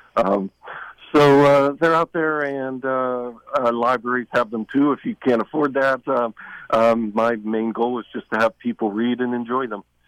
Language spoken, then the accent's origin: English; Kennywood Park, Pennsylvania, United States; my hometown park, Kennywood Park